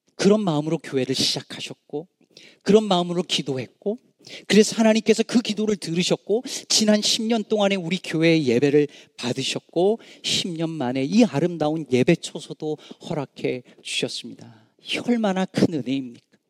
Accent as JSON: {"language": "Korean", "country": "South Korea", "moved": "yes", "lives_now": "Chicago, United States", "said": "우리 한국 남자들"}